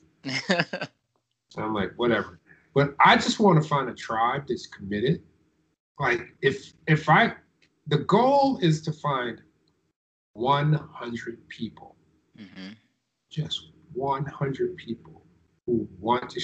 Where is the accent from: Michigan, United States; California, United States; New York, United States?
Michigan, United States; Detroit; I grew up in Detroit